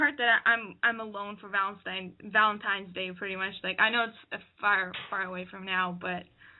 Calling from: Ottawa, Ontario, Canada; I'm 22, and I'm calling from Ottawa, Canada.

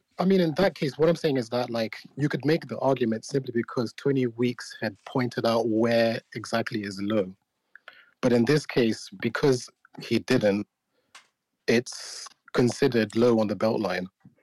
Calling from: United Kingdom; Yeah, I'm calling in from the UK.

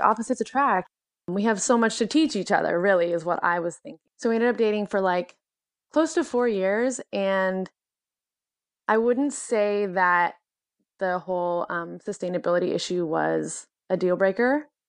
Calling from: Portland, Oregon, United States; Yes, I am 26 years old and I'm calling from Portland, Oregon.

